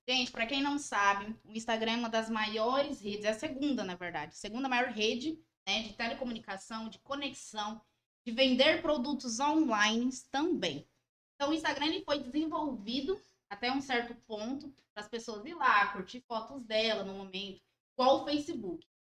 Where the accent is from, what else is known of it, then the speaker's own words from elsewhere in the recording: Ouro Preto, Minas Gerais, Brazil; Nós somos daqui de Ouro Preto